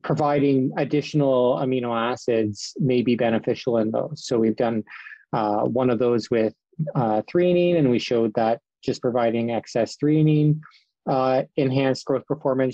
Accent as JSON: {"language": "English", "town": "Sarnia", "region": "Ontario", "country": "Canada", "also_born_or_lived": "Guelph, Ontario / Houston, Texas", "moved": "as an adult", "lives_now": "Saskatchewan, Canada", "said": "I'm originally from Sarnia, Ontario"}